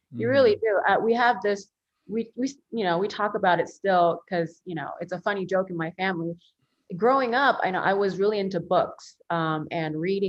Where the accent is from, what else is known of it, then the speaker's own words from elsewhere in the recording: Philadelphia, Pennsylvania, United States; first language Korean; English is a second language; So my parents are immigrants from South Korea. So I come from a family of immigrants, and I was born in Philadelphia.